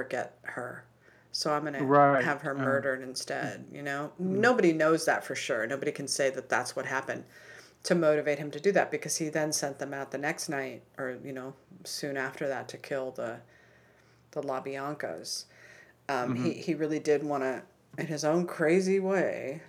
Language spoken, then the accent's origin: English; Topanga, California, United States; I grew up in Topanga